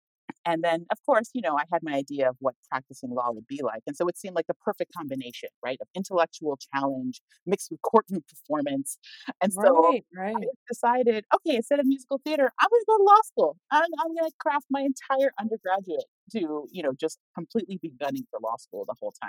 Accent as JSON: {"language": "English", "region": "New Jersey", "country": "United States", "also_born_or_lived": "California", "said": "I'm originally from New Jersey, but my family had been living in California when we were in high school."}